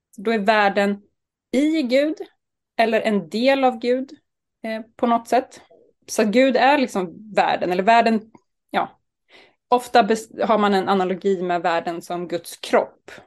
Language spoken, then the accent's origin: Swedish; Sturefors, Östergötland, Sweden; moved away; also born or lived in Uppsala; Jag kommer ifrån Sturefors utanför Linköping, där jag växte upp med tre storebröder